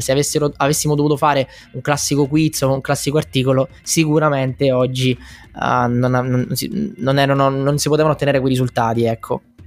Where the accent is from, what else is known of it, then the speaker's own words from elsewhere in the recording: Messina, Sicily, Italy; also born or lived in London; now in Milan, Italy; io sono originario di Messina ma abito a Milano